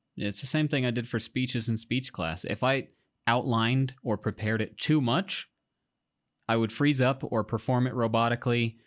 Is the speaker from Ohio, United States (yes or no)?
no; Iowa, United States; I'm, I'm from Iowa